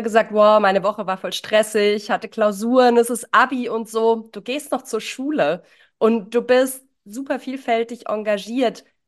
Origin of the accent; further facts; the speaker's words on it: near Ditzingen, Baden-Württemberg, Germany; Ditzingen kenne ich, ich bin in der Nähe geboren